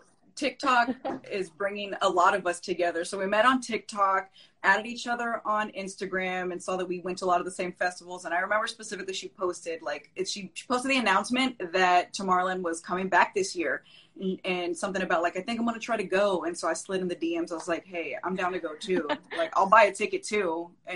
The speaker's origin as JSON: {"language": "English", "town": "Austin", "region": "Texas", "country": "United States", "moved": "as an adult", "lives_now": "Miami, United States", "said": "I'm originally from Austin, Texas, but moved to Miami a year ago"}